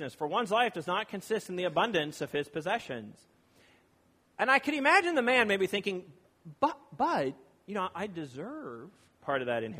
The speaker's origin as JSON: {"language": "English", "region": "Virginia", "country": "United States", "moved": "yes", "lives_now": "California, United States", "said": "I live in California and that I am from Virginia."}